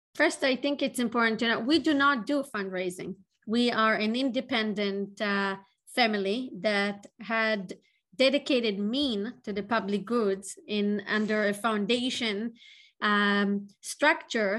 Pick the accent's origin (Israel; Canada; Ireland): Israel; moved away as an adult; now in Boston, United States; I was born in Israel